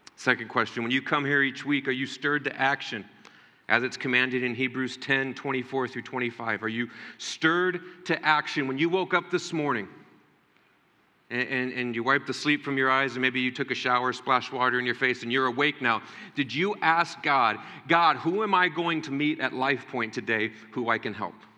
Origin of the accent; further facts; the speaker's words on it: United States; as American Christians